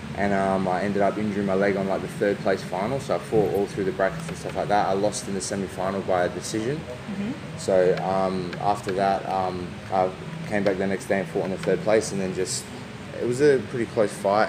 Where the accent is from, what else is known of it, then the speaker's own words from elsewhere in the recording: Adelaide, South Australia, Australia; moved away; I'm originally from Adelaide